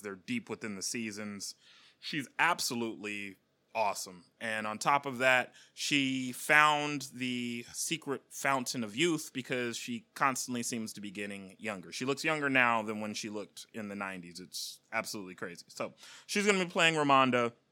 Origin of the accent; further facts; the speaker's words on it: Bay Area, California, United States; I'm actually born and raised in the Bay Area